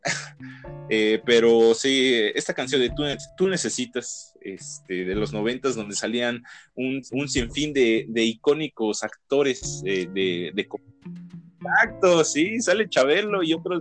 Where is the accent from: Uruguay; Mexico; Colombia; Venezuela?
Mexico; somos mexicanos